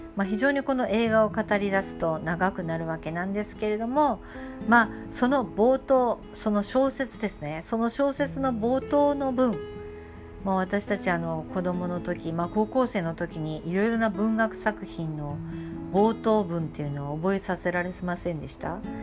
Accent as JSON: {"language": "Japanese", "town": "Tagawa", "region": "Fukuoka", "country": "Japan", "tie": "born or raised there", "said": "私もですね田川に生まれ育った人間で"}